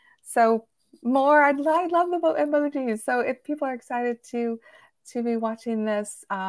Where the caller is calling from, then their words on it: Virginia, United States; And I'm Virginia, so I'm coming in from outside of Washington, D.C.